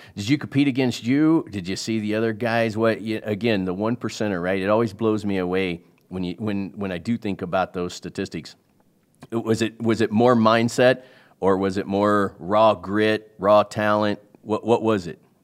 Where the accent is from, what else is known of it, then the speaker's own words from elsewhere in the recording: Kansas City, United States; I grew up in Kansas City